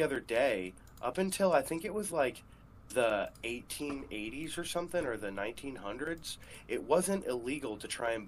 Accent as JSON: {"language": "English", "country": "United States"}